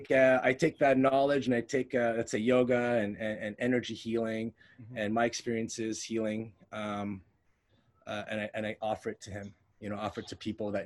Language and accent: English; Montreal, Quebec, Canada; Okay, so I could say growing up, I grew up Filipino, but somewhere along the way, I lost touch with it.